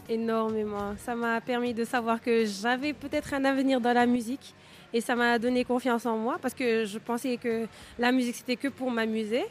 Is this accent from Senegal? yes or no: yes; Senegal; born or raised there